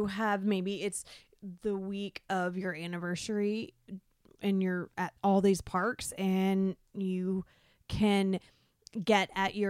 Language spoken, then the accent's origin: English; Florida, United States; I'm from Florida.